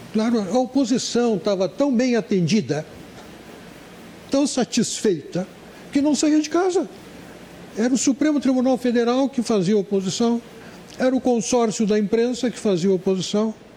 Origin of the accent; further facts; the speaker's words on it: Brazil; voltei ao Brasil